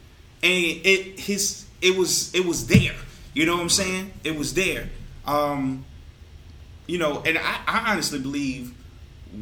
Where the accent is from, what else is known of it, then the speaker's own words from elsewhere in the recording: Durham, North Carolina, United States; I'm from Durham